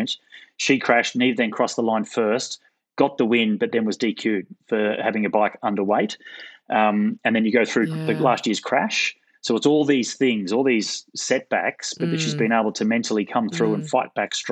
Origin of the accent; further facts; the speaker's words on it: Gold Coast, Queensland, Australia; moved away; back in the day when I was a Queenslander, so I grew up racing in Queensland on the Gold Coast